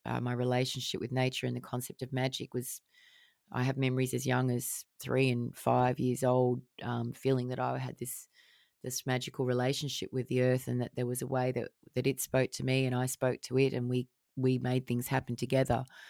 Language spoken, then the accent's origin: English; Australia; out in the bush where I grew up in Australia, in the remote Australian area.